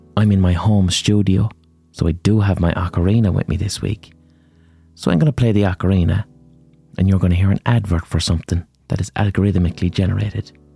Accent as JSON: {"language": "English", "country": "Ireland", "said": "I'm Irish, right? So that means as an Irish person"}